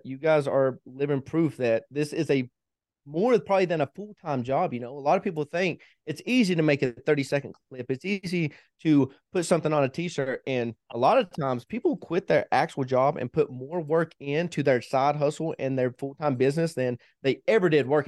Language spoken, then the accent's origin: English; Kentucky, United States; moved away as an adult; also born or lived in Hawaii / Tennessee / Missouri; now in Colorado, United States; My wife and I both are originally from Kentucky. We, we've been together ever since middle school